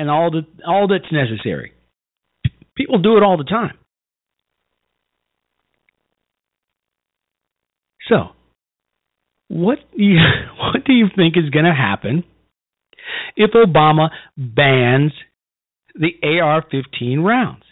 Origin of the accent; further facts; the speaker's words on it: Illinois, United States; back home in my home state